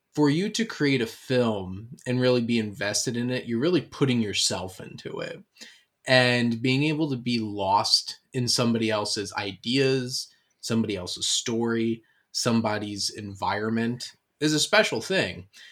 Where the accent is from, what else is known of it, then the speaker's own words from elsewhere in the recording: Camden County, New Jersey, United States; growing up in Camden County, New Jersey